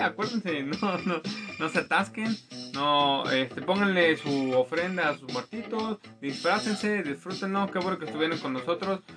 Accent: Mexico

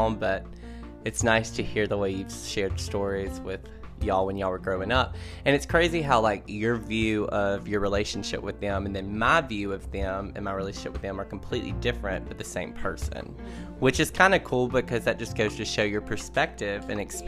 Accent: Kosciusko, Mississippi, United States; moved away; my hometown, Kosciuszko, Mississippi

